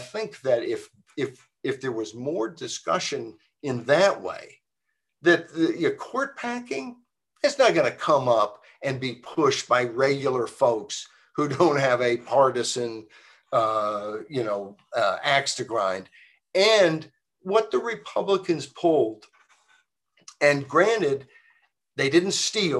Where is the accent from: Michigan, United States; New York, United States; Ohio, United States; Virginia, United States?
Virginia, United States; University of Virginia, my home state